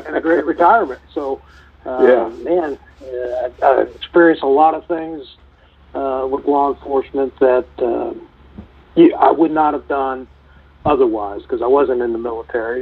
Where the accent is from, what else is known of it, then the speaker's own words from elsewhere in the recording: St. Louis, Missouri, United States; now in Tulsa, United States; I grew up 6.9 miles from where Michael Brown was shot and killed, so I know that area rather well